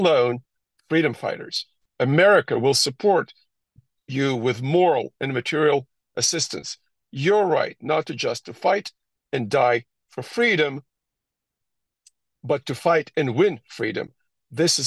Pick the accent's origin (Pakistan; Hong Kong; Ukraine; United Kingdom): Ukraine; Crimea; moved away; I hail from Crimea. I was born there.